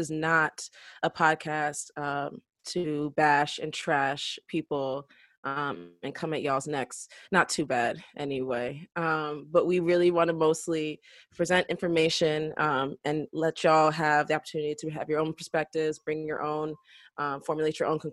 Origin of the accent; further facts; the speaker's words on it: New Rochelle, New York, United States; I'm a 24-year-old Black female from New Rochelle.